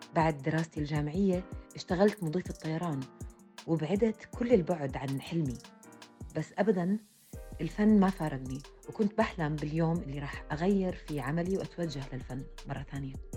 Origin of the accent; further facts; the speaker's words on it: Jordan; رسامة كاريكاتير أردنية